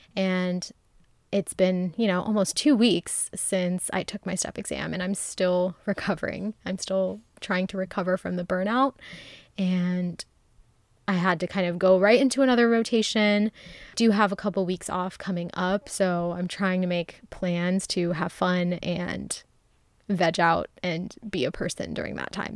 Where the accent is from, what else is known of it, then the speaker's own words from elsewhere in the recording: Ohio, United States; now in Texas, United States; I went home to Ohio